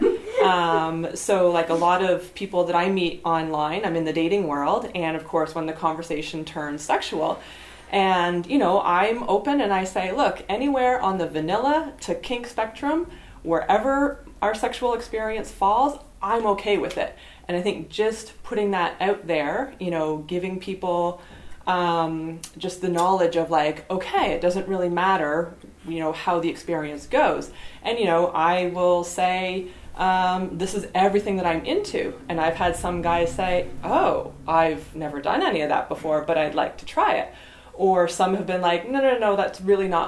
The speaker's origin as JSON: {"language": "English", "town": "Ottawa", "region": "Ontario", "country": "Canada", "said": "I'm from Barhaven."}